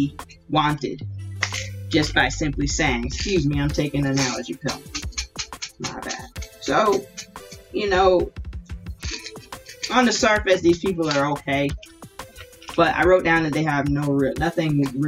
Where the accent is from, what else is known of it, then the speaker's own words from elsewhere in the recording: Hilton Head Island, South Carolina, United States; also born or lived in Ridgeland, Jasper County, South Carolina; I grew up on Hilton Head and went to Hilton Head High School